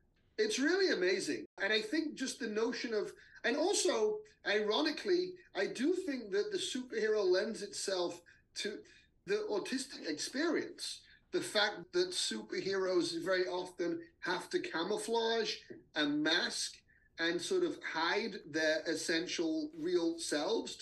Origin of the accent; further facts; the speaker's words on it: England, United Kingdom; moved away; I grew up in England